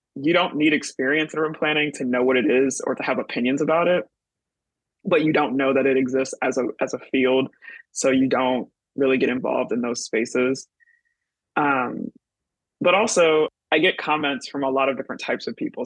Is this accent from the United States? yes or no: yes; Michigan, United States; moved away as an adult; now in New York City, United States; I'm originally from Michigan, currently living in New York City.